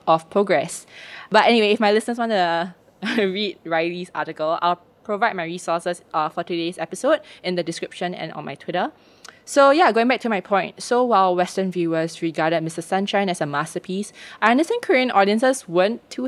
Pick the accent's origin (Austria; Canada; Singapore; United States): Singapore; I was like, oh, Singapore